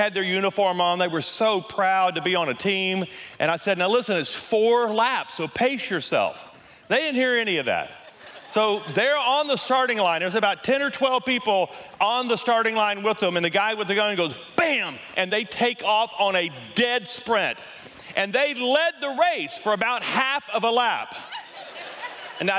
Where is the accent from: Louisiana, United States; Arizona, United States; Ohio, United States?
Louisiana, United States; moved away as an adult; now in Colorado, United States; We're both from Louisiana